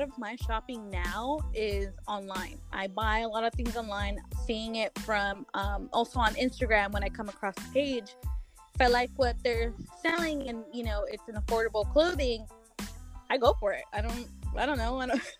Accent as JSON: {"language": "English", "town": "Guadalajara", "region": "Jalisco", "country": "Mexico", "tie": "born or raised there", "moved": "yes", "lives_now": "Corona, United States", "said": "I was born in Mexico, Guadalajara, but I currently reside in Corona, California."}